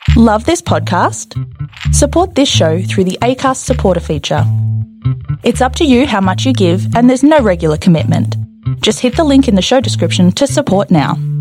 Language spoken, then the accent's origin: English; Canada; moved away as an adult